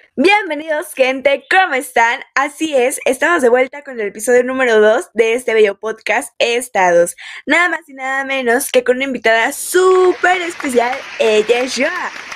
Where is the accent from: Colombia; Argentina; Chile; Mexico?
Mexico; como mexicanos